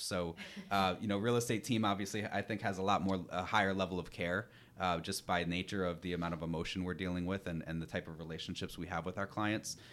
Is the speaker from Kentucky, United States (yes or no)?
no; New York, United States; also born or lived in Rhode Island; I'm originally from New York.